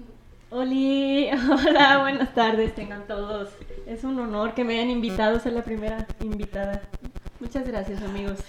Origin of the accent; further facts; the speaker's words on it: Tepehuaje, Jalisco, Mexico; aquí del pueblo de, de Tepehuaje, que es de donde soy yo